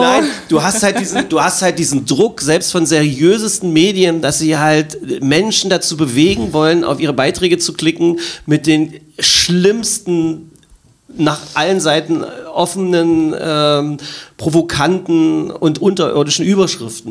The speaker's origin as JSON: {"language": "German", "town": "Magdeburg", "region": "Saxony-Anhalt", "country": "Germany", "tie": "born or raised there", "said": "für meine Heimatstadt"}